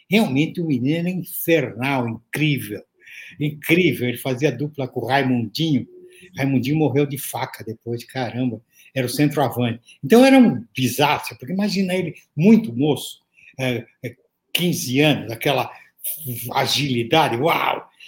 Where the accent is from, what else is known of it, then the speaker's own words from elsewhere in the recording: Santos, São Paulo, Brazil; now in São Paulo, Brazil; nasci em Santos, né? depois mudei para São Paulo para fazer faculdade, não, não saí mais.